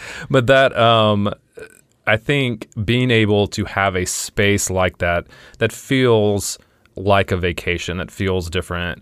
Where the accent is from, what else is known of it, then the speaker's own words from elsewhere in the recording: Louisiana, United States; I'm from Louisiana